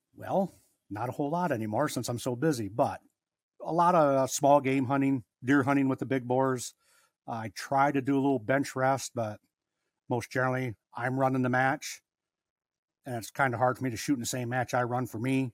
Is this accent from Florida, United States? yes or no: no; Harrison, Michigan, United States; also born or lived in Lansing, Michigan; I was born in Lansing, moved to Harrison when I was about three